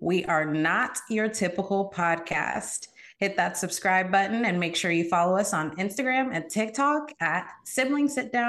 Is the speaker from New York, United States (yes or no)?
no; San Diego, California, United States; moved away as an adult; also born or lived in Houston, Texas; now in Austin, United States; originally from San Diego, California, and I reside in Austin, Texas now. Imagine that, Cali to Texas.